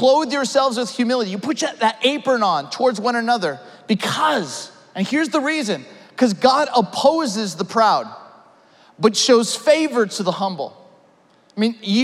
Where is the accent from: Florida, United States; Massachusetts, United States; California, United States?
California, United States; Ventura County; also born or lived in Orange County, California; I grew up in Ventura County, California, went to school in Orange County